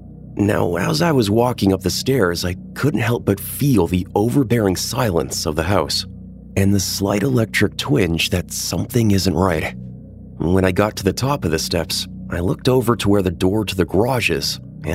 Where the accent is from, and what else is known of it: Iowa, United States